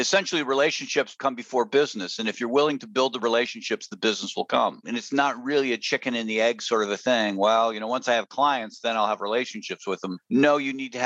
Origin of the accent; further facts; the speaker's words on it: Houghton, Michigan, United States; moved away as an adult; also born or lived in Chicago, Illinois / Wisconsin / Ohio; I was born in Chicago, and by the time I was 8 years old, my father had gotten a PhD, and he got a job at a college in the Upper Peninsula of Michigan, Michigan Tech. So I grew up about as far north in Michigan as one could go.